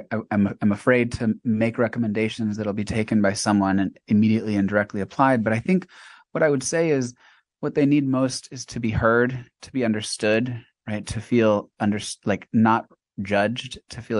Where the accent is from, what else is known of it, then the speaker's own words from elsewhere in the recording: Mexico; also born or lived in China; now in United States; In fact, I grew up in Mexico. I lived in China for 9 years